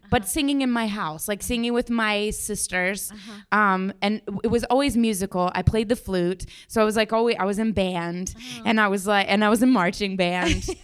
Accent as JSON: {"language": "English", "town": "Denver", "region": "Colorado", "country": "United States"}